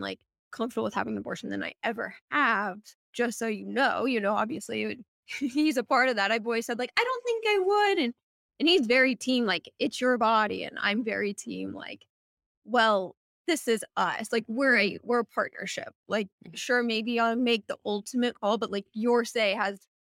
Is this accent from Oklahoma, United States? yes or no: no; Missouri, United States; moved away as an adult; also born or lived in St. Louis, Missouri; now in Portland, United States; growing up in Missouri